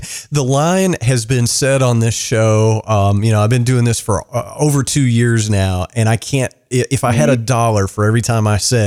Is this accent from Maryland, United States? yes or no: no; Kentucky, United States; my hometown